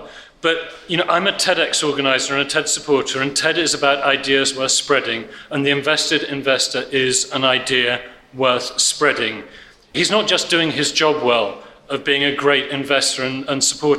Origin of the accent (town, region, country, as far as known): Krakow, Lesser Poland, Poland; English is a second language